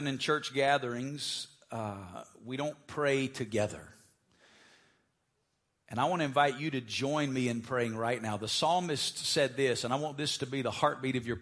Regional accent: Alabama, United States; moved away as an adult; now in Las Vegas, United States; I'm originally from Alabama

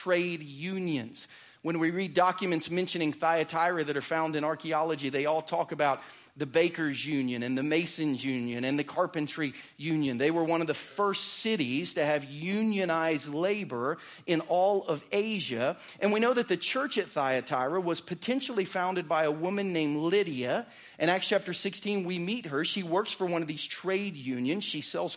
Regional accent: Southern Ohio, United States; now in Lee's Summit, United States; my family growing up in Southern Ohio

